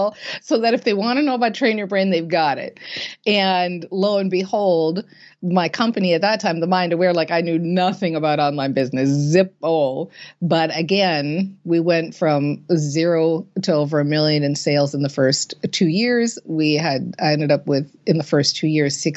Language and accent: English; Minnesota, United States; I was raised in Minnesota and, you know, we are a hardy people here in Minnesota